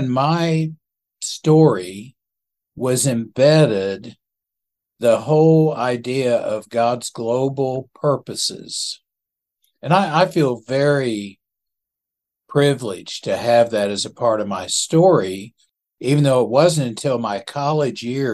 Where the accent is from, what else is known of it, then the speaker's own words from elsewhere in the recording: Norman, Oklahoma, United States; I grew up in Norman, Oklahoma, and as a kid, went to First Baptist Church